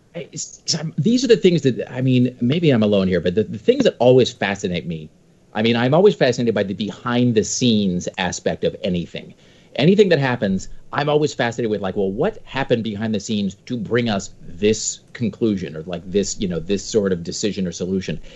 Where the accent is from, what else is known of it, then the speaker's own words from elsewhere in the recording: Washington, United States; now in Portland, United States; I grew up in Washington